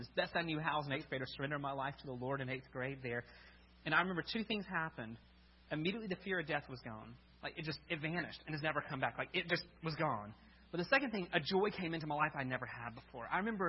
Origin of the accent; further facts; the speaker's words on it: Birmingham, Alabama, United States; But I grew up in Birmingham, so I grew up in Alabama. No, my accent doesn't really convey that.